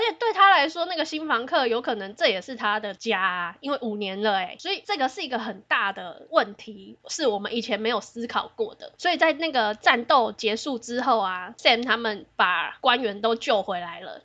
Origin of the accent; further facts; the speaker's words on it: Taiwan; 我们台湾人很幸福啦